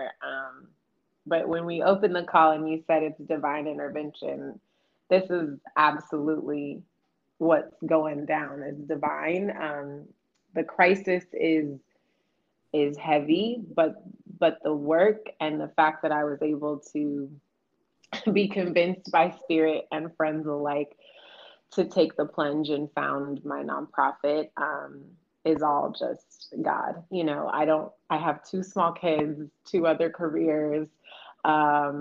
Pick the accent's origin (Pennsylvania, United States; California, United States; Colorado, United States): California, United States; Oakland; moved away; I'm born and raised in Oakland